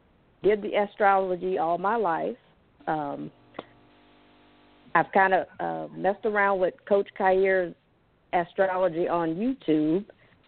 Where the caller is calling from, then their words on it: Atlanta, Georgia, United States; Hi, this is